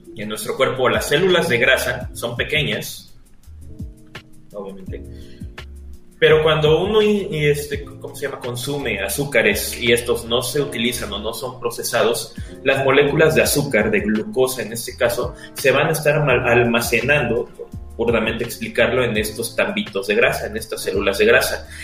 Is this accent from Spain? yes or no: no; Mexico; somos mexicanos